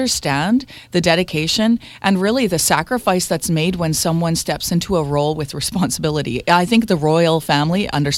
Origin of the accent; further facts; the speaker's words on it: Canada; Yeah, of course, this is part of our traditions as being Canadian. And just part of our culture.